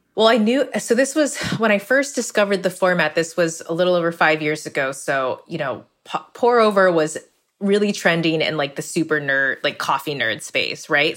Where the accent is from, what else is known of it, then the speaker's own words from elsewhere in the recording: California, United States; I grew up in California, but in a Vietnamese American household